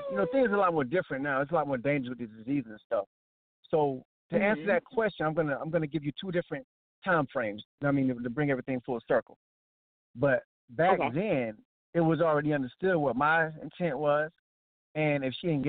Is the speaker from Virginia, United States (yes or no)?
no; Atlantic Beach, South Carolina, United States; I grew up on Atlantic Beach. For those who don't know, Atlantic Beach is like 30 minutes from Myrtle Beach